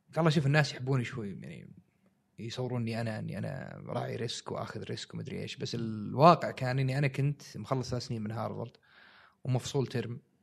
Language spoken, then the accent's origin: Arabic; Saudi Arabia; عندنا في السعودية